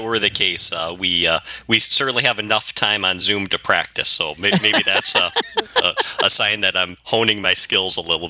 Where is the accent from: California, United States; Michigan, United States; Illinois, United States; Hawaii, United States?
Michigan, United States; Suttons Bay; Originally from Suttons Bay, Michigan